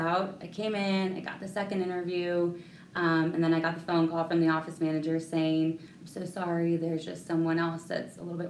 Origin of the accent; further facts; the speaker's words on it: Central California, United States; moved away as an adult; I actually was born and raised in Central California area.